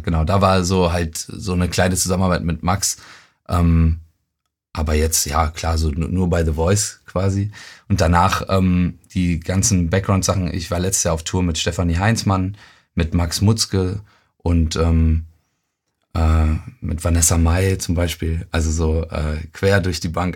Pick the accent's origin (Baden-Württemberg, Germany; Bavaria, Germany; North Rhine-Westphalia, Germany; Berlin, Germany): North Rhine-Westphalia, Germany; Euskirchen; also born or lived in Cologne; Also ich bin in Köln geboren und in Euskirchen aufgewachsen.